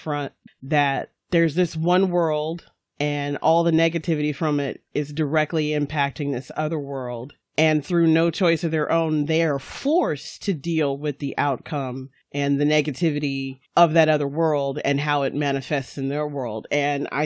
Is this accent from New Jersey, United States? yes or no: no; North Carolina, United States; I grew up in North Carolina, but for the first 10 years of my life, I lived on a military base.